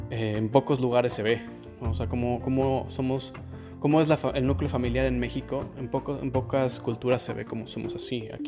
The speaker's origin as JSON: {"language": "Spanish", "country": "Spain", "tie": "born there", "said": "ha habido ocasiones en las que digo que, que nací en España"}